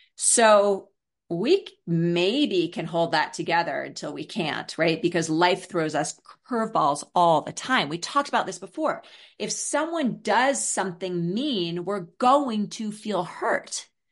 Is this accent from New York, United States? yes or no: yes; New York City, New York, United States; I grew up in New York City in Brooklyn